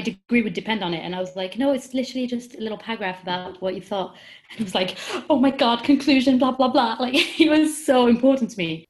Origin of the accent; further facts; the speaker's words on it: Paris, Île-de-France, France; English is a second language; moved away as an adult; also born or lived in London; I'm 22 years old and I'm from Paris, in France